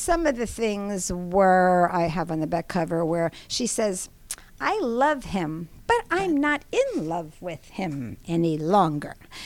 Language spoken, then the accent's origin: English; New York / Long Island, United States; moved away; also born or lived in Atlanta, Georgia; I am a New Yorker mm-hmm. or Long Islander